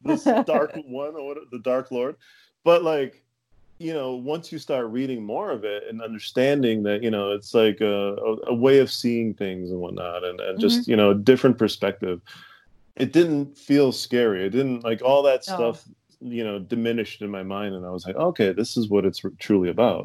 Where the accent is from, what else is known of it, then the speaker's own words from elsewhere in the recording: Fall River, Massachusetts, United States; I grew up in Fall River